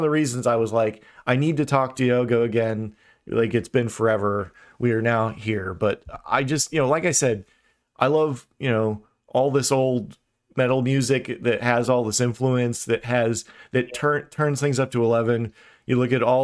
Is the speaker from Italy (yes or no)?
no; Brazil; I'm from Brazil